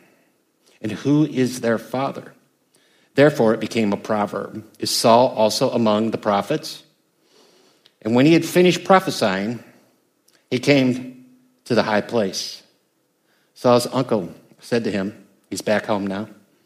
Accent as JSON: {"language": "English", "country": "United States", "said": "I'm from America. We don't have kings"}